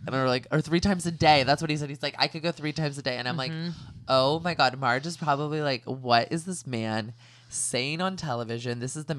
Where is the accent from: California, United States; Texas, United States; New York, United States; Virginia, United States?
California, United States; accent: California; I know I do not sound like I'm from Jersey. I cannot do accents. Can barely speak like my own like California accent.